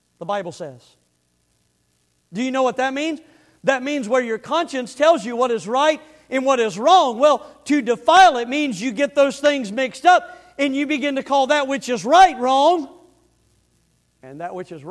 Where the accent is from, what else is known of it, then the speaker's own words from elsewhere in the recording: the Panhandle of Florida, United States; the little town I grew up in the Panhandle of Florida